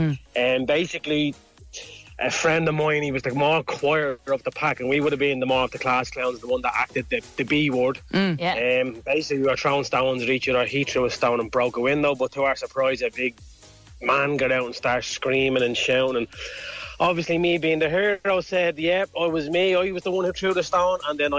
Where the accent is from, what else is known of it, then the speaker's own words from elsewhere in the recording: Dublin, Leinster, Ireland; Growing up in Ballymun